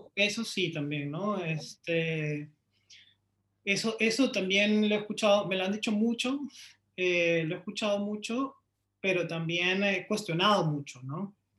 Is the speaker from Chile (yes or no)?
no; Lima, Peru; yo soy de Lima, Perú. Eh, crecí en un barrio de clase media